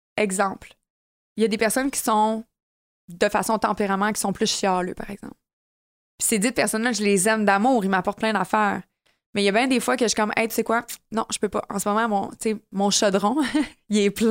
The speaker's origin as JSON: {"language": "French", "region": "Quebec", "country": "Canada", "said": "Je suis une vraie Québécoise dans l'âme."}